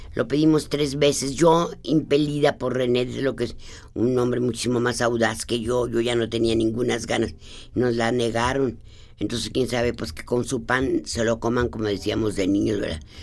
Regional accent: Guanajuato, Mexico; antes la, casa de Guanajuato, antes donde yo nací

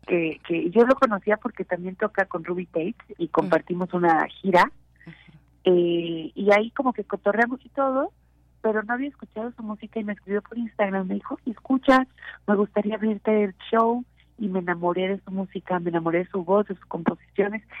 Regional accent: Mexico; como mexicanos

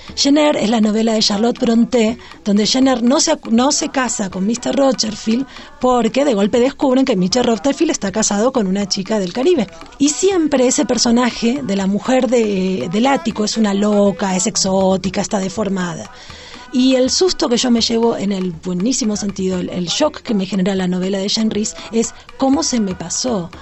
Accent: Argentina; now in Mexico City, Mexico; soy argentina, vivo en la Ciudad de México

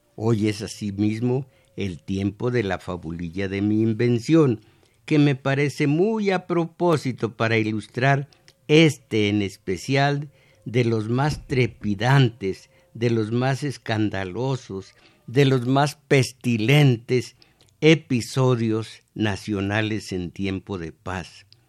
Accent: Jalpa, Zacatecas, Mexico; now in Mexico City, Mexico; ya venía yo hablando como los de Jalpa

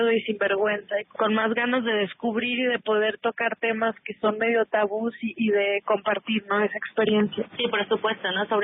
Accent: Mexico

